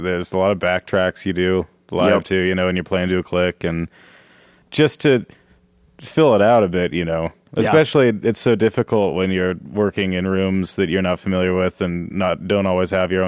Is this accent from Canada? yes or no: no; Eugene, Oregon, United States; we grew up in North Eugene